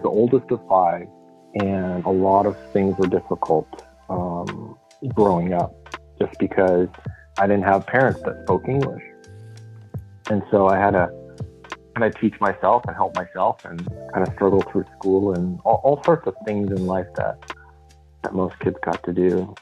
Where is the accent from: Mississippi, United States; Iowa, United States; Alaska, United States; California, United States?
California, United States; Los Angeles; I was born here, but my parents are both from Japan